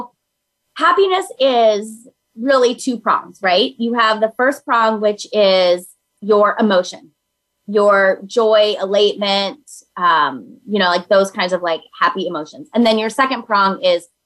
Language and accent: English; Minnesota, United States; I'm from Minnesota